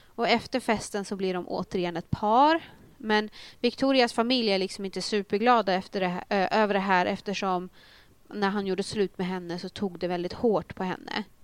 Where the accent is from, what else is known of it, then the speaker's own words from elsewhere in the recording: a small place outside Uppsala, Uppsala County, Sweden; jag är ju från en liten ort utanför Uppsala